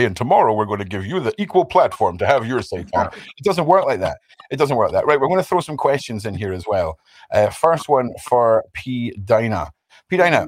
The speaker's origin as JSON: {"language": "English", "region": "Scotland", "country": "United Kingdom", "said": "as a Scottish person who is, you know, ruled by the monarchy"}